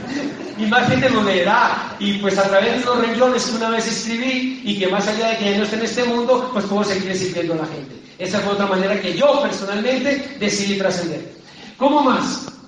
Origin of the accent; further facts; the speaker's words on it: Popayán, Cauca, Colombia; moved away as an adult; also born or lived in Bogotá; mi ciudad natal de Popayán